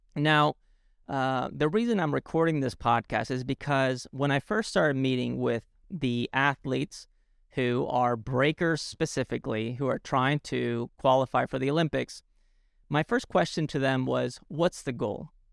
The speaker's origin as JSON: {"language": "English", "town": "Alicante", "region": "Valencian Community", "country": "Spain", "tie": "born or raised there", "moved": "yes", "said": "in a town called Alicante, where I grew up in Spain"}